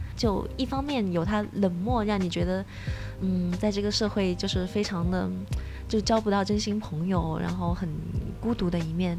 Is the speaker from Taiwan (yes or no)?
no; China; moved away as an adult; also born or lived in Japan; 我是中国人，我也有其他中国同事